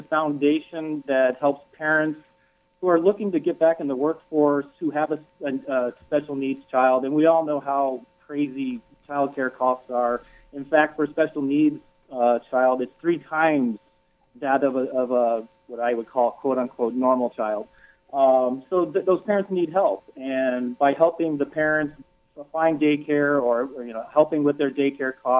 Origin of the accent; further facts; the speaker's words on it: Green Bay, Wisconsin, United States; I'm from Green Bay